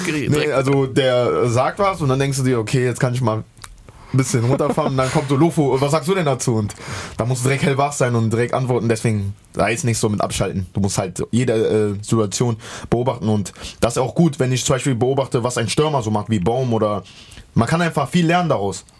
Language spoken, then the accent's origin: German; the West, western Germany, Germany; moved away as an adult; now in Halle, Germany; ich bin im Westen halt groß geworden und aufgewachsen und bis mein 20. Lebenjahr da gewesen